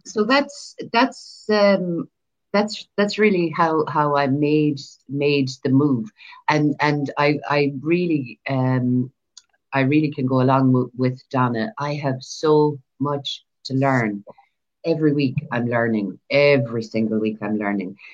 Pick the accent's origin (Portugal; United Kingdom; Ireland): Ireland; I'm from Ireland. I live in Ireland.